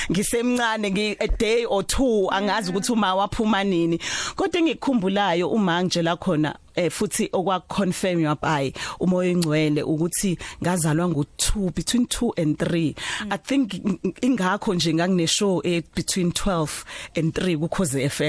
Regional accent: Durban, KwaZulu-Natal, South Africa; also born or lived in Empangeni / Umlazi; ngizalelwe eThekwini em ngihlala emlazi

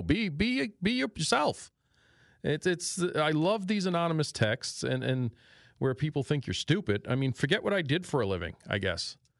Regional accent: New York City, New York, United States; accent: New York; moved away as an adult; also born or lived in Port Jefferson, New York; now in Northeast Pennsylvania, United States; I grew up in Astoria, Queens, in New York City

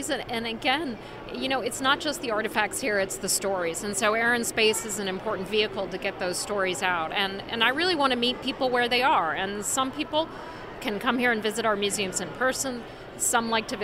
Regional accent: Ohio, United States; I grew up in Ohio

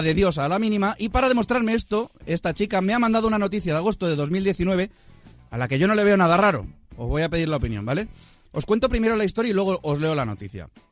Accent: Spain; nosotros somos españoles

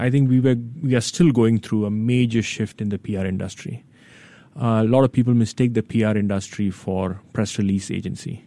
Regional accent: India; now in Singapore; I grew up in India

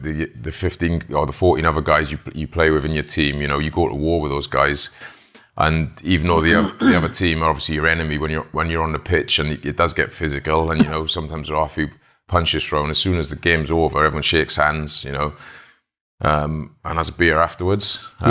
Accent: Wales, United Kingdom; Well, you play it in school, like back in Wales. You don't play football, you play rugby.

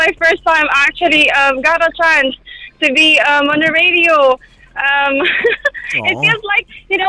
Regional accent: Philippines; now in Dubai, United Arab Emirates; I'm from Philippines.

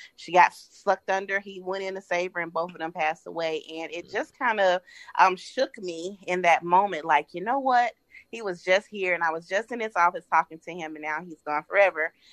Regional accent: Atlanta, Georgia, United States; I'm from Atlanta, Georgia

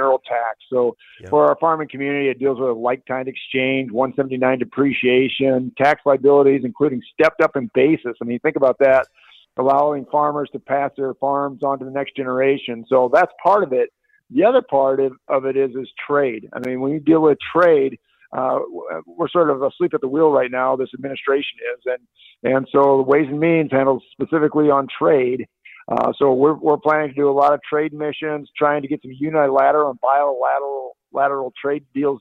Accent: Midwest, United States; I grew up in the Midwest, so we know the farm markets.

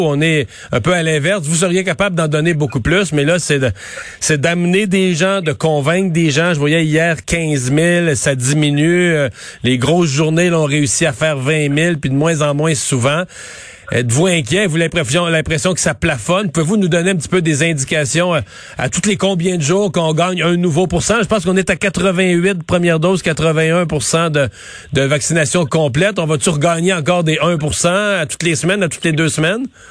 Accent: Canada; chez nous au Canada

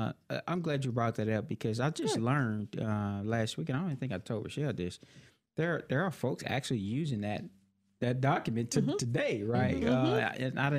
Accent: Tchula, Mississippi, United States; also born or lived in St. Louis; now in Decatur, United States; I'm from Chula, Mississippi. That's Chula with a silent T. So it's T-C-H-U-L-A. Chula, Mississippi, with a silent T.

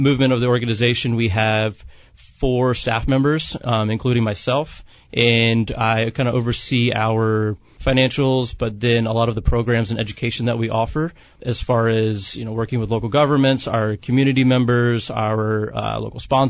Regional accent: Savannah, Georgia, United States; now in San Diego, United States; I'm actually from the South, from Savannah, Georgia

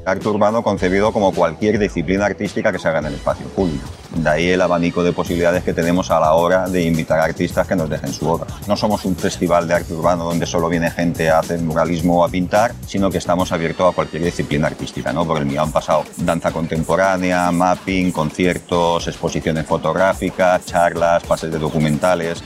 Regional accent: Fanzara, Valencian Community, Spain; also born or lived in Barcelona; soy de Fanzara, aunque he nacido en Barcelona, me quedé aquí a vivir, llevo ya 28 años viviendo en Fanzara

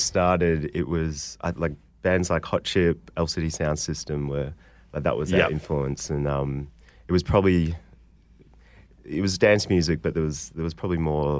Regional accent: Melbourne, Victoria, Australia; we're from Melbourne

